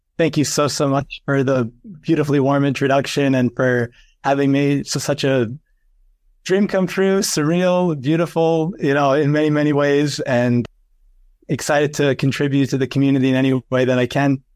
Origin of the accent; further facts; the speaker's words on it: New York, United States; I'm from New York, and I went to a college in Fordham University in the Bronx